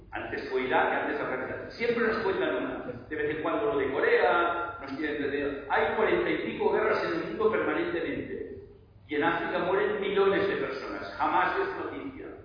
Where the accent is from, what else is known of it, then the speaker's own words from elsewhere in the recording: Barcelona, Catalonia, Spain; yo soy de Barcelona